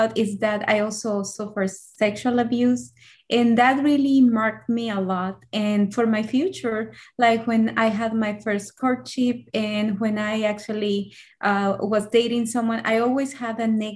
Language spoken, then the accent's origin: English; El Salvador; moved away as an adult; now in United States; So I'm originally from El Salvador. So I grew up over there. And in 2010, I came to the U.S.